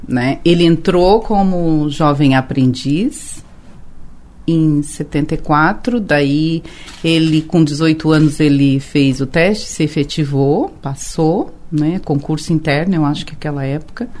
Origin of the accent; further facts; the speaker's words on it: Tubarão, Santa Catarina, Brazil; moved away; Eu sou de Tubarão, eu nasci lá em Capivari né? Era bairro de Tubarão.